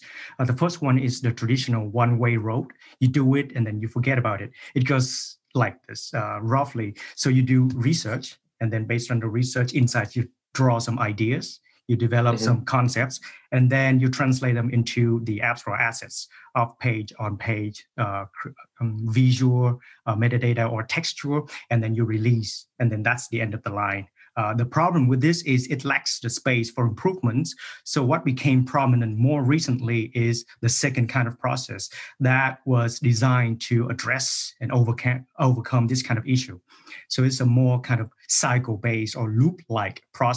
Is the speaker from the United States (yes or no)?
no; Vietnam; moved away as an adult; also born or lived in Germany / Cyprus; in Vietnam, my home country. And then after graduating from that program, I moved to Germany